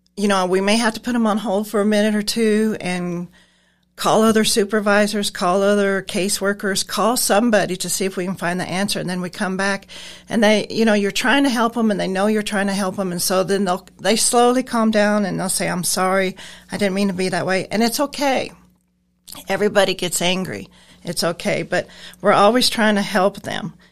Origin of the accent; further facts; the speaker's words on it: Nebraska, United States; moved away; I'm originally from Nebraska. I moved down here around forty years ago